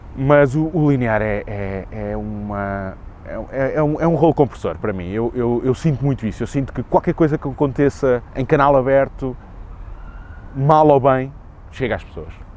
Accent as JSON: {"language": "Portuguese", "region": "Lisbon", "country": "Portugal", "tie": "born or raised there", "said": "sou nascido e criado em Lisboa"}